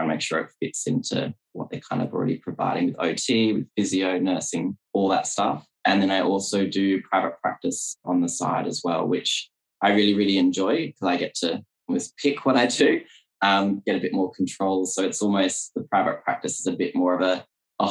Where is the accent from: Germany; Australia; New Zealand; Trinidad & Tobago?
Australia; also born or lived in Perth, Western Australia / regional New South Wales / China; Yes, so I'm from Australia. I'm currently based in Perth, which is on the west side